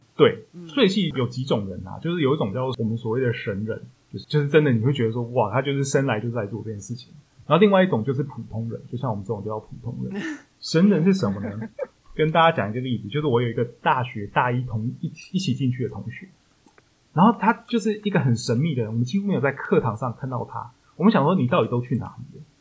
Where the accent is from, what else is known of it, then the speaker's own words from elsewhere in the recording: Taichung, Taiwan; 因为我台中人